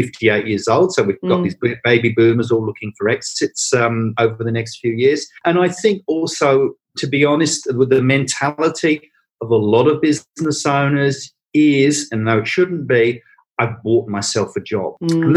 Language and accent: English; England, United Kingdom; accent: English (Pommy); now in Australia; as you can tell from my accent, I'm a POM.